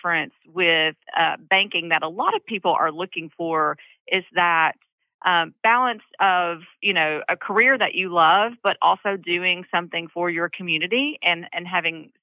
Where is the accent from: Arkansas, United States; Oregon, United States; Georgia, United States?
Arkansas, United States; Central; I'm from Central Arkansas. I've lived here all my life